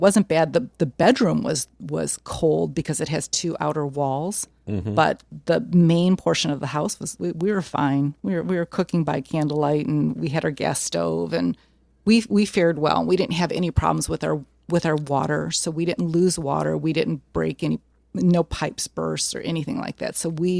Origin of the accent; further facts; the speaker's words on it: Midwest, United States; accent: Midwestern; Like, I don't realize that I have an accent, but they recognize it, I guess, especially when I say Chicago. And they immediately, Midwesterners gravitate toward Midwesterners.